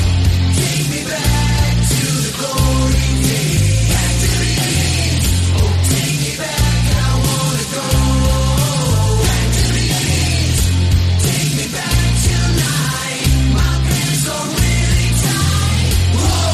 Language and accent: English; Boston, Massachusetts, United States; now in Los Angeles, United States; You know, like I said, I'm from Boston. You know, and it's like I like beer.